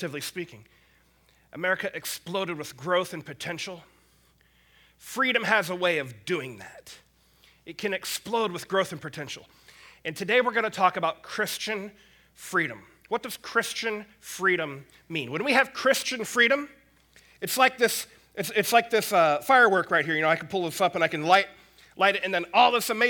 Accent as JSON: {"language": "English", "country": "United States", "said": "I'm an American. I'm proud to be an American"}